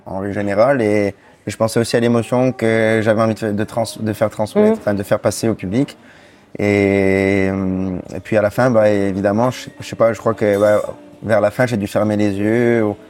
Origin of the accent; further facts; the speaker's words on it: Bastia, Corsica, France; Je viens de Bastia. Je suis né à Bastia